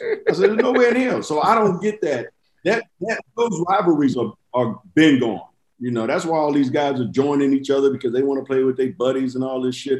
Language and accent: English; Inglewood, California, United States; I'm from Inglewood too